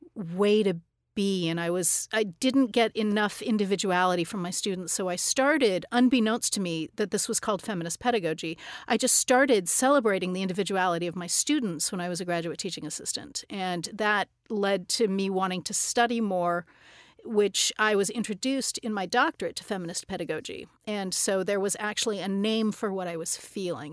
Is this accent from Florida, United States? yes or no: no; Tucson, Arizona, United States; I grew up in Tucson, Arizona